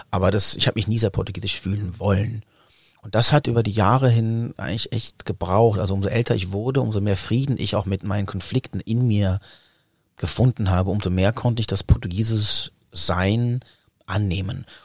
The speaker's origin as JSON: {"language": "German", "country": "Germany", "tie": "born or raised there", "said": "als ich bin ja in Deutschland geboren und auch in den Kindergarten gekommen"}